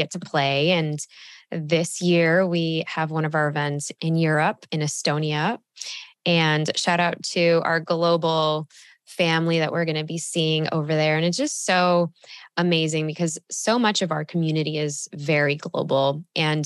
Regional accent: Chicago, Illinois, United States; moved away as an adult; now in Austin, United States; I grew up literally on Lake Michigan, like in Chicago, shout out Northside

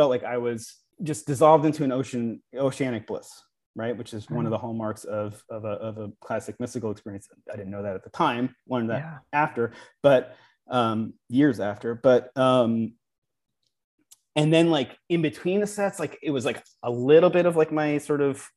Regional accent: Long Island, New York, United States; I was very self-conscious about being from Long Island when I was a kid

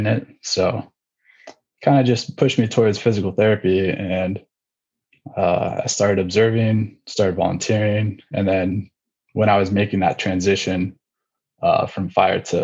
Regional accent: California's Bay Area, United States; I'm originally from California, more specifically California's Bay Area. If you know where Oakland, Berkeley, those kind of bigger cities are, I'm like 15, 20 minutes east of there is where I grew up

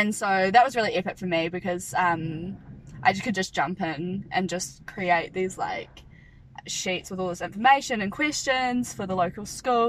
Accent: Martinborough, Wellington, New Zealand; from Martinborough.

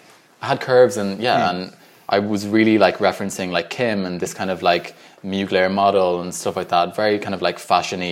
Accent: Ireland; also born or lived in Dublin, Ireland; growing up in Ireland and in a predominantly white environment, I've always felt white, and I always felt Irish

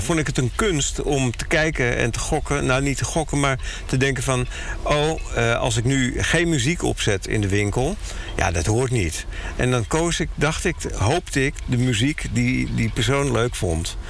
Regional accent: Netherlands; wij als Nederlander

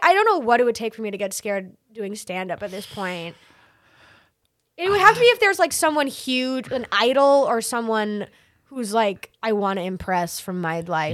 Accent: Massachusetts, United States; now in New York, United States; I'm originally from Massachusetts, but I didn't start there

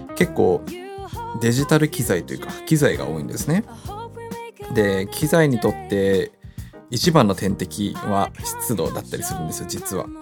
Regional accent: Sapporo, Hokkaido, Japan; moved away as an adult; now in Tokyo, Japan; 僕はですね札幌生まれ札幌育ちなので高校卒業して東京に出てくるまでは梅雨というものを経験していなくて

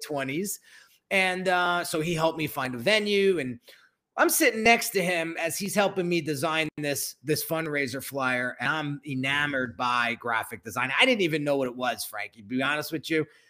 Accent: New Jersey, United States; I'm born and raised in New Jersey and, and lived here my whole life

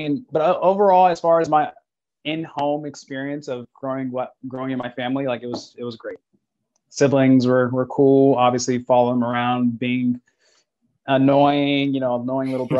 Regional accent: Bakersfield, California, United States; growing up in Bakersfield, Central Cali.

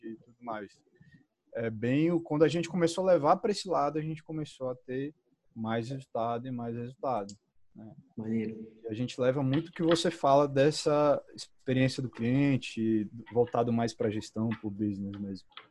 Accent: Brasília, Federal District, Brazil; eu sou de Brasília

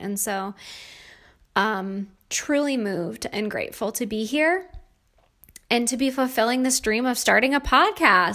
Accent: New York, United States; moved away as an adult; also born or lived in Pittsburgh, Pennsylvania / Virginia Beach, Virginia; I grew up in New York State and a beautiful area of New York, right on the lake, and, uh, really had a pretty typical childhood

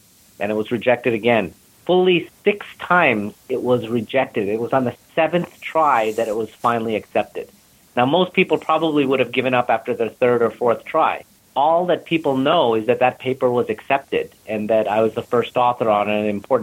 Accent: Buffalo, New York, United States; moved away; also born or lived in India; I was from Buffalo

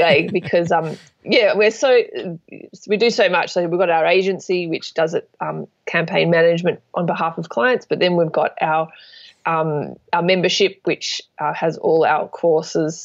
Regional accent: Sydney, New South Wales, Australia; I'm from Sydney, Australia

